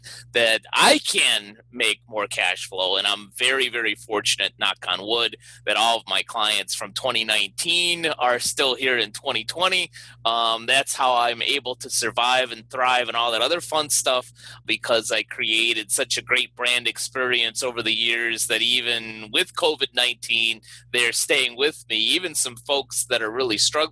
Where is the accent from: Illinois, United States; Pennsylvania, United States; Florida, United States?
Illinois, United States; Chicago; my hometown of Chicago